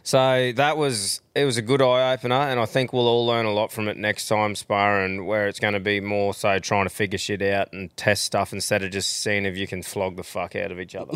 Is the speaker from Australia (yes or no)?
yes; Australia; being Australian